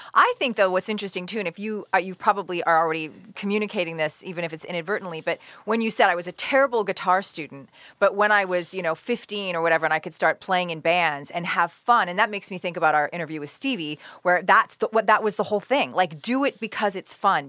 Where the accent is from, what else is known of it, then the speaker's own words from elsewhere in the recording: Lockport, United States; I grew up on Lockport Road in a little town called Lockport